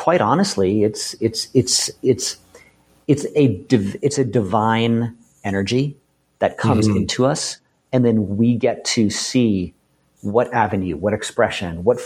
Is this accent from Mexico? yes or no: no; Boston, Massachusetts, United States; I grew up in Boston